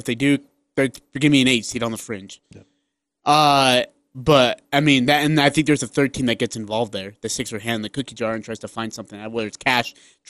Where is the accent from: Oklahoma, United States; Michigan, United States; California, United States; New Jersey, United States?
Oklahoma, United States; I grew up in Oklahoma with an amazing bunch of people.